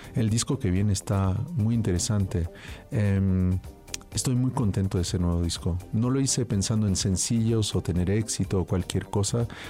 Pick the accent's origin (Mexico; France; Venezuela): France; yo nací en Francia